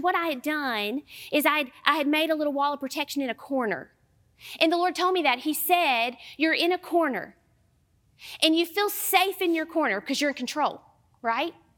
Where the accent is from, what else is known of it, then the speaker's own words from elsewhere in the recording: Southern United States, United States; accent: Southern; my Southern accent